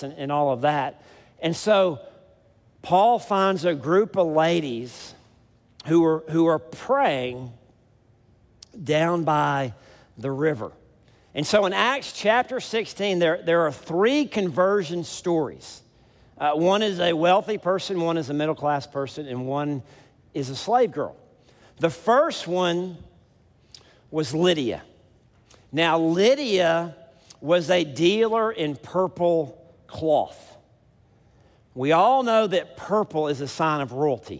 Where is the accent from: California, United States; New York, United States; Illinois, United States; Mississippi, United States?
Mississippi, United States; South; I'm from South Mississippi